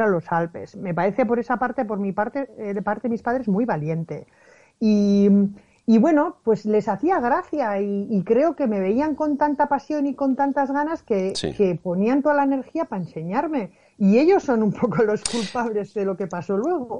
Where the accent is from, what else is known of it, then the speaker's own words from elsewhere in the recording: Basque Country, Spain; yo soy del País Vasco